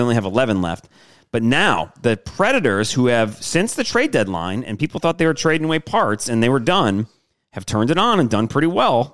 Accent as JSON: {"language": "English", "town": "Detroit", "region": "Michigan", "country": "United States", "said": "I'm from Detroit."}